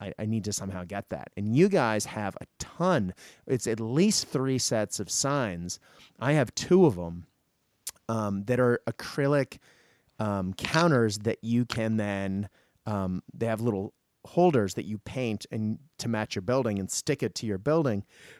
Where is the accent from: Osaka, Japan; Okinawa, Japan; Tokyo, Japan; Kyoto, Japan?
Tokyo, Japan; also born or lived in Hong Kong; I grew up in Japan in the 80s and I used to go shopping in Hong Kong, you know, to buy all my clothes. And so between Tokyo and Hong Kong, I grew up in the land of neon.